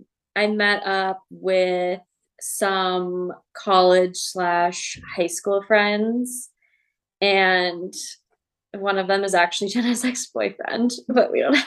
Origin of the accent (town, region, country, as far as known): Twin Cities, Minnesota, United States; born or raised there